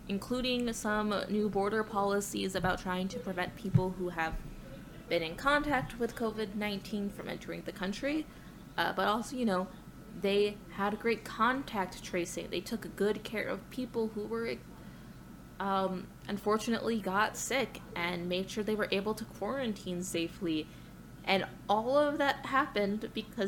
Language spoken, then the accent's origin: English; United States; I also grew up in America and am Thai